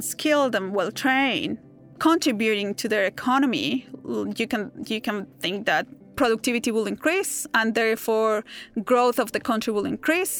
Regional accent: Bogotá, Colombia; now in Melbourne, Australia; I grew up in Bogota, in Colombia

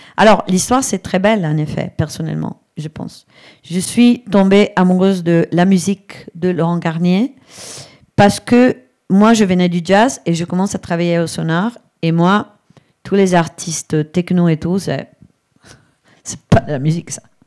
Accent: Brescia, Lombardy, Italy; French is a second language; moved away; also born or lived in Barcelona; Je viens de l'Italie, d'une famille hyper machiste, clairement. Euh, dans, d'une ville qui est à Brescia

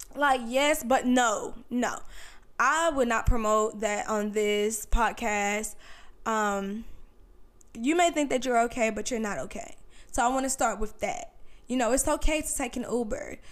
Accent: North Carolina, United States; moved away as an adult; now in Virginia Beach, United States; I'm originally from North Carolina, but I moved to Virginia Beach

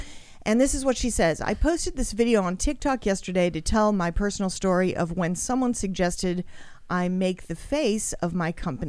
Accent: Australia; Well, I'm Australian.

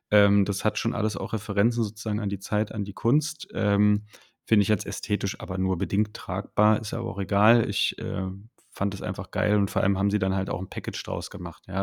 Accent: Berlin, Germany; oder ich als Berliner, ich hätte dir Darmstadt auch nicht auf der Karte zeigen können oder sowas.

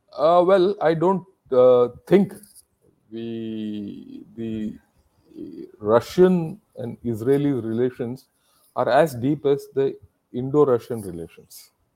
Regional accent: India; I am an Indian.

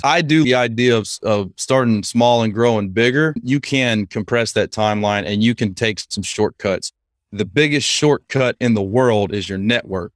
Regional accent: Lake Charles, Louisiana, United States; moved away as an adult; I grew up in Lake Charles, Louisiana

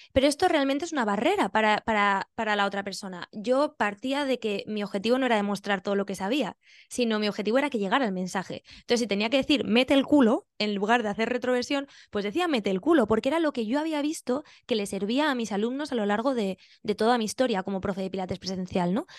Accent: Benidorm, Valencian Community, Spain; moved away as an adult; also born or lived in Albacete / Siles, Jaén; now in Australia; yo nací en Albacete, me crié en Benidorm

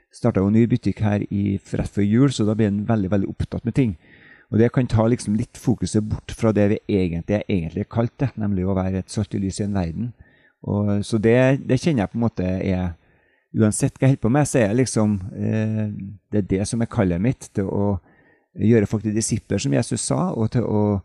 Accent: Trondheim, Trøndelag, Norway; also born or lived in Oslo; now in Knarvik, Norway; kommer jeg fra Trondheim opprinnelig

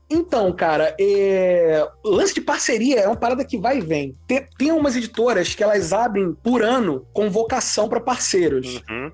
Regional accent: Rio de Janeiro, Brazil; eu sou do Rio de Janeiro

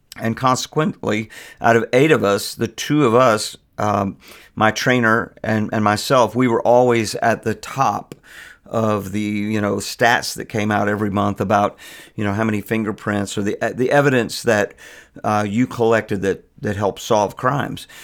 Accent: Virginia Beach, Virginia, United States; moved away as an adult; now in Richmond, United States; I'm from Virginia Beach and, uh, the Norfolk area

